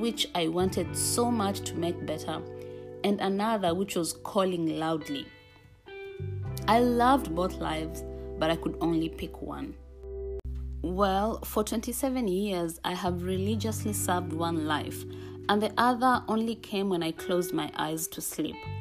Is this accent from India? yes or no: no; Kenya; moved away as an adult; now in Pittsburgh, United States; I am Kenyan